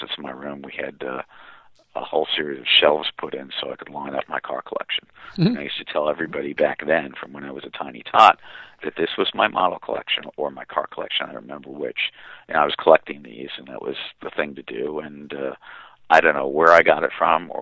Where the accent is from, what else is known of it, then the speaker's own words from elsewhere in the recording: Pennsylvania, United States; moved away; also born or lived in New York City; where I grew up out in Pennsylvania